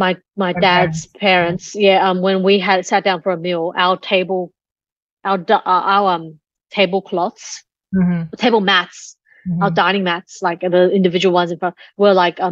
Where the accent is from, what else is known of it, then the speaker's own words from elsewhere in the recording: Australia; also born or lived in Taiwan; we're Australian